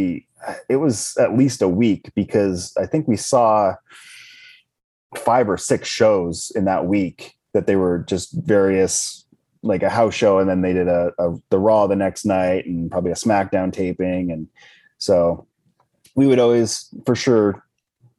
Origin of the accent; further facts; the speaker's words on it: Spokane, Washington, United States; I grew up in Spokane, Washington, which is on the opposite side of the state from Seattle